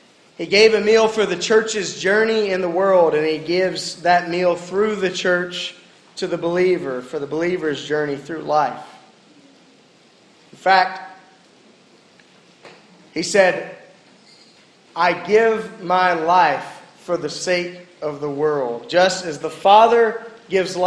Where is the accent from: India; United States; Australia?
United States; the South; I grew up in the South